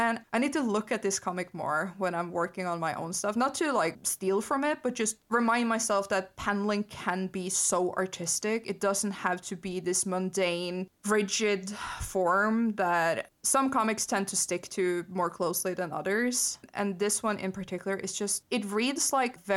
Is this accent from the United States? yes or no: no; Norway; growing up in Norway